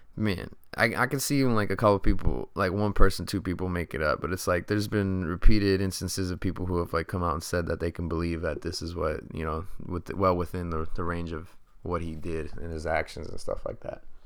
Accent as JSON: {"language": "English", "country": "United States", "said": "'Cause I'm American."}